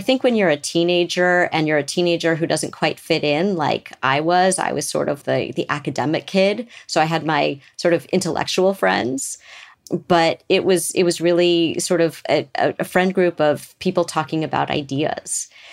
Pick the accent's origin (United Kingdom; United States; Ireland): United States; Beverly Hills, California; grew up in Beverly Hills